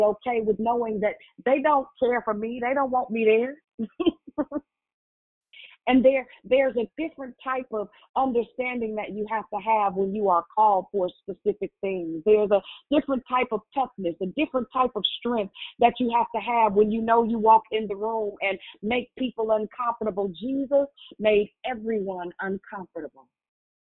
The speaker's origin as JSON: {"language": "English", "town": "Richmond", "region": "Virginia", "country": "United States", "said": "I'm from Richmond"}